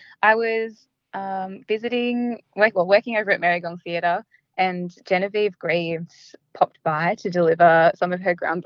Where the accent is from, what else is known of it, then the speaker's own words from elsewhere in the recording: Gundungurra country, New South Wales, Australia; also born or lived in Yuin country (South Coast); I was born on Gunungurra country and my family are Gunai people